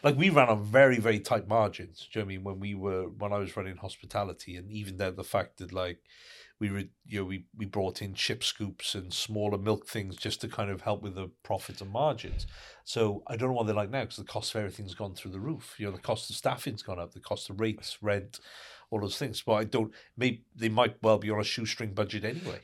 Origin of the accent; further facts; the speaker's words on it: United Kingdom; in the U K, 'cause we're a very kind of reserved nation